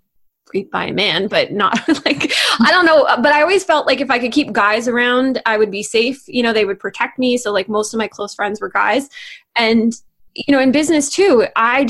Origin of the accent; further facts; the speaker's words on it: New Jersey, United States; moved away; also born or lived in Canada / China / Hong Kong / California; I grew up in New Jersey